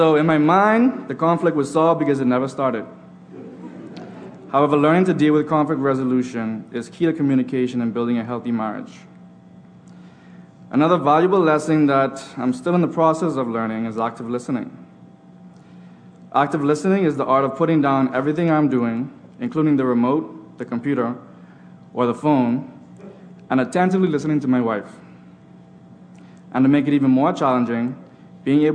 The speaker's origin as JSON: {"language": "English", "country": "Bahamas", "said": "I'm from the Bahamas"}